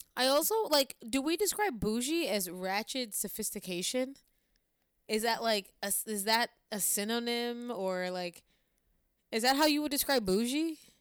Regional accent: Olean, New York, United States; moved away; saying I'm from the suburbs is, like, a massive stretch, if anybody knows where Olean, New York is

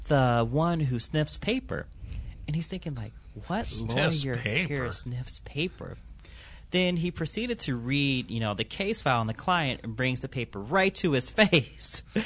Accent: Milwaukee, Wisconsin, United States; I'm from Milwaukee

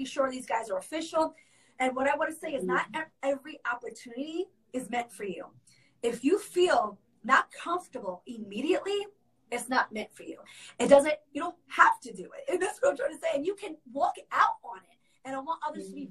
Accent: New York, United States; moved away as an adult; now in Orlando, United States; I am actually born and raised in New York, all the way through, even through high school. I came here as an adult.

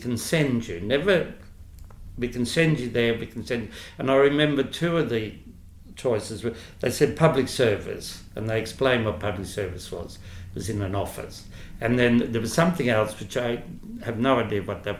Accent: Queensland, Australia; moved away; I'm from Queensland, originally

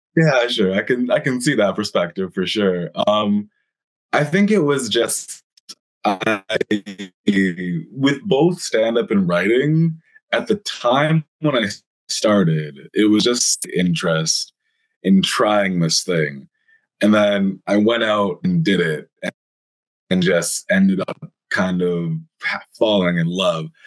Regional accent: Langley, British Columbia, Canada; now in Toronto, Canada; I'm from Vancouver originally, just at the very start, born and raised, a little bit outside Vancouver, BC, if anyone's familiar with Canada, uh, like a town called Langley, BC

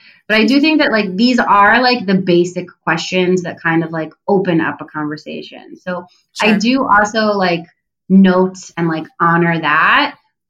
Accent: New Jersey, United States; also born or lived in Israel; now in Tel Aviv, Israel; I was born in Israel. I grew up in New Jersey, but I live in Tel Aviv.

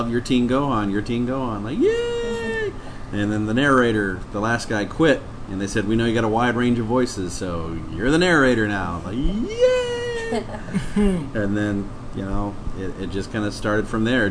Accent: Dallas, Texas, United States; moved away as an adult; now in Los Angeles, United States; I grew up in Dallas and was there pretty much my entire life until 4 years ago

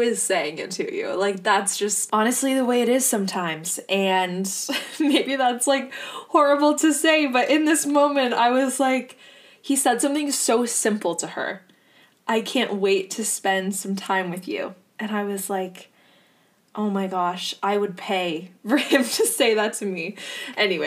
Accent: Ontario, Canada; Not that I'm from Hamilton, but I'm from Ontario

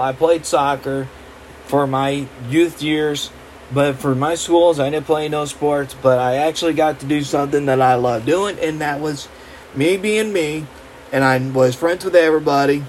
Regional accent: Middlebury, Indiana, United States; I was proud to be a Northridge Raider in my hometown, the Middlebury

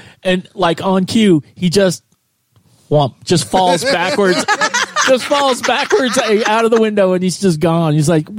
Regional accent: California, United States; moved away as an adult; now in Texas, United States

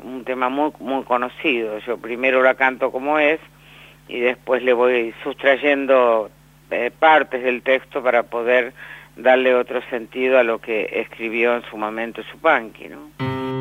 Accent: Villaguay, Entre Ríos, Argentina; yo nací en, en Villaguay

